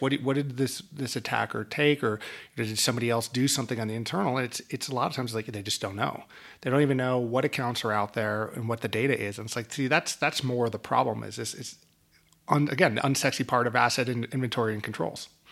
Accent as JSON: {"language": "English", "region": "New York area", "country": "United States", "tie": "born or raised there", "moved": "yes", "said": "my old hometown of, of New York area"}